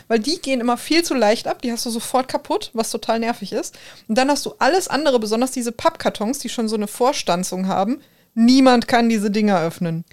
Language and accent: German; Ruhr area, North Rhine-Westphalia, Germany; accent: Ruhrpott; first language German